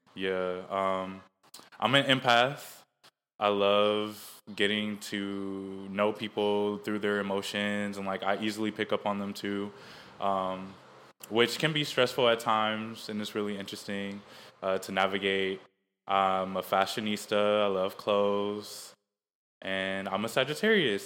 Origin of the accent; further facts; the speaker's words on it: Maple Heights, Ohio, United States; moved away; also born or lived in San Diego, California; I'm from Mooresville Heights, Ohio. Um, that's also where I went to school.